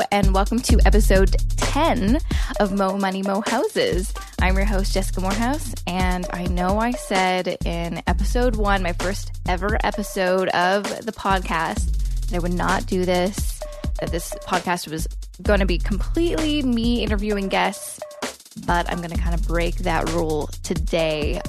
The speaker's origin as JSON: {"language": "English", "town": "Coquitlam", "region": "British Columbia", "country": "Canada", "tie": "born or raised there", "also_born_or_lived": "Vancouver", "moved": "as an adult", "lives_now": "Toronto, Canada", "said": "I grew up in Coquitlam, which is a suburb, um, of Vancouver."}